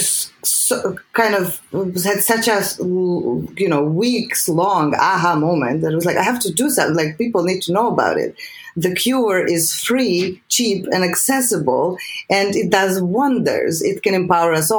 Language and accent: English; Serbia; English is a second language; moved away as an adult; I'm from Serbia.